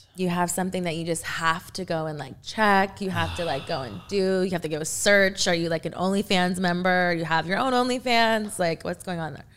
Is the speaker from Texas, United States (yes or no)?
yes; Texas, United States; now in Louisville, United States; I am actually from Texas